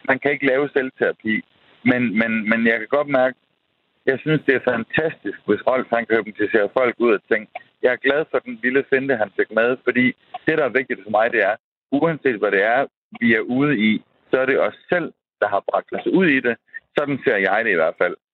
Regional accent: Central Denmark Region, Denmark; jeg, jeg er gammel midtjyde.

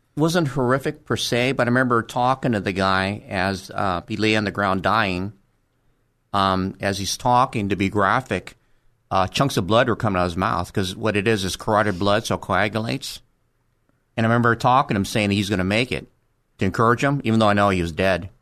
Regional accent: Los Angeles, California, United States; also born or lived in Monterey Park, California; until I was twelve, I lived in Crenshaw. And after that, we moved to Monterey Park. And that's where I went to junior high and high school

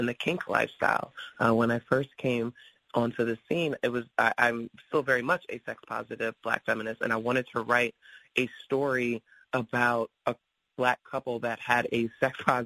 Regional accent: New York City, New York, United States; I grew up in New York City. First I lived in Queens, then I moved to the Bronx

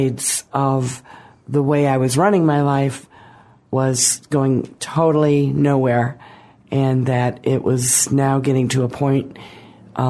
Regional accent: Lake County, Illinois, United States; I grew up in Lake County, Illinois

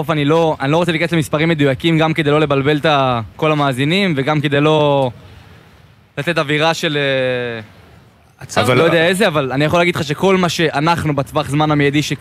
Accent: Yakum, Southern District, Israel; זהו, אני בן 22 … מקיבוץ יקום.

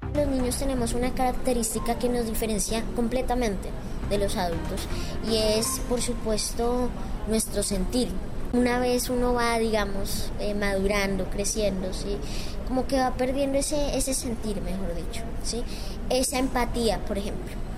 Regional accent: Villeta, Cundinamarca, Colombia; Soy de Colombia, de Cundinamarca, de Villeta

